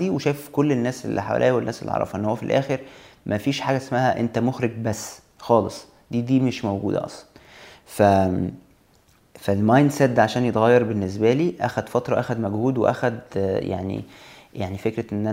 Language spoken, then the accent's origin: Arabic; Egypt; moved away as an adult; سبب ان انا سافرت من مصر هو بس فكره التجربه يعني انا عايز اجرب ان انا اخرج شويه بره جو مصر